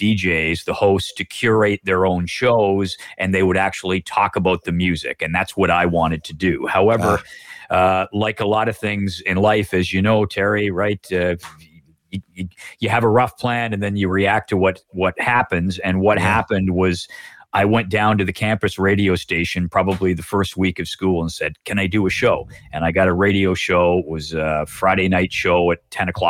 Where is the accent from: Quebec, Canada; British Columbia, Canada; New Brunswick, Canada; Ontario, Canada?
Ontario, Canada; Oshawa; moved away; I was from Oshawa